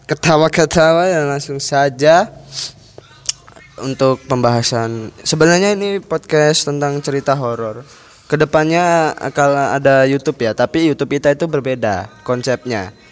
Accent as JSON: {"language": "Indonesian", "town": "Klaten", "region": "Central Java", "country": "Indonesia", "said": "by the way kita juga dari Klaten ya"}